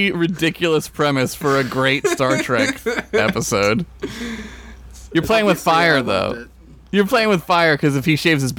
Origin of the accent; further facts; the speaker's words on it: Philadelphia, Pennsylvania, United States; That's like how I'm from Philly, right? Like, I'm kind of not.